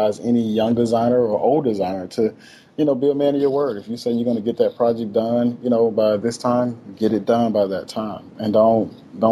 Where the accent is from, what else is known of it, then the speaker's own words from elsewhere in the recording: Itta Bena, Mississippi, United States; I'm from a small town called Itabena, Mississippi